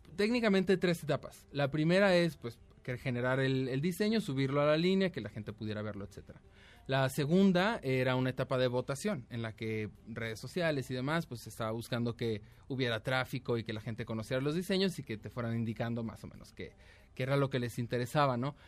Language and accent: Spanish; Mexico; somos mexicanos